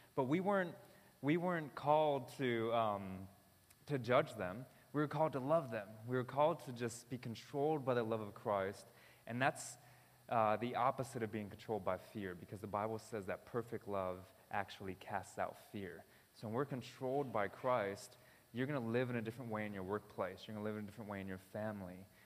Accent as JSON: {"language": "English", "country": "United States", "said": "I'm American"}